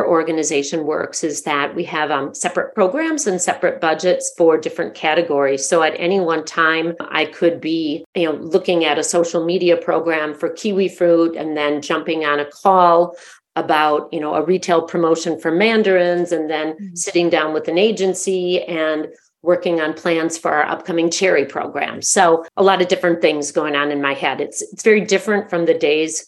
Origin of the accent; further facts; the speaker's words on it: United States; accent: gringa; my cute gringa accent